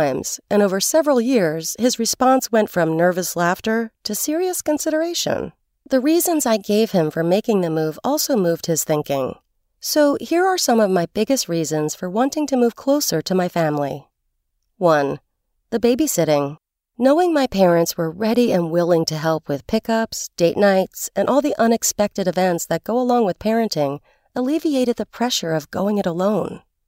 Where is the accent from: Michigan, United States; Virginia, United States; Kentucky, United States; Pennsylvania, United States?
Kentucky, United States; Louisville; also born or lived in Los Angeles; I love my hometown and never gave up a chance to visit Louisville, Kentucky, but for close to 20 years, my home was in Los Angeles.